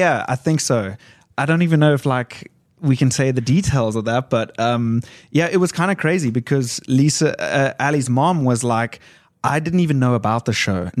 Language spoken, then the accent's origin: English; South Africa; also born or lived in London, England; I was raised in South Africa, but then I lived in England for 7 more years recently.